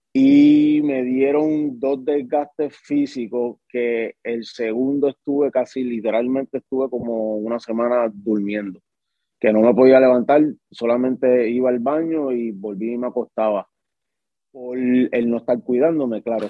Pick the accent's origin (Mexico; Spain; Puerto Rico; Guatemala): Puerto Rico; Guayama; moved away as an adult; also born or lived in Caguas, Puerto Rico; Pues soy nacido en Caguas y criado, como quien dice, en, Guayama, pero sí soy de la isla bonita de Puerto Rico